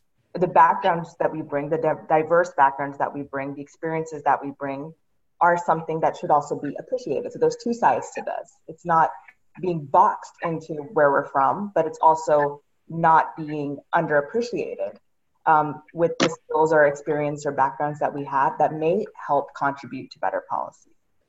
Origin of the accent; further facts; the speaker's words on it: Pakistan; there will be people who will see me and know that I'm originally from Pakistan and will assume that I am a South Asian expert